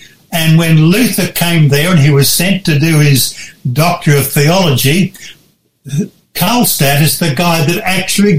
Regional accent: Brisbane, Queensland, Australia; I was born in Brisbane

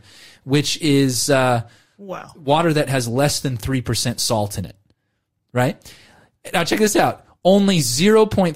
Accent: California, United States; now in Australia; I grew up in California. I live in Australia

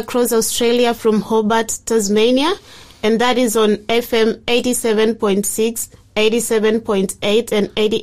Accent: Kenya; I'm from Kenya. And in Kenya we have 42 dialects. And so I'm from the Gusii community

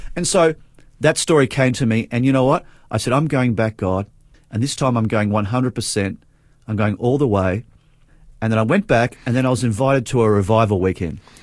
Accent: Adelaide, South Australia, Australia; I actually grew up in Adelaide

